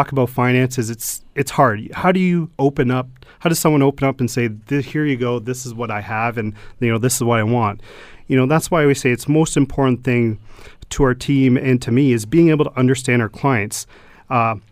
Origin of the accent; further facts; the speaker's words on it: Stoney Creek, Ontario, Canada; I grew up in Stoney Creek all my life and, you know, and married and children now